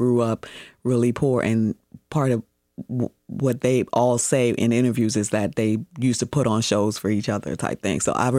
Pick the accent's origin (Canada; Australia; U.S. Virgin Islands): U.S. Virgin Islands; now in New York City, United States; I'm from the Virgin Islands, currently living in New York City.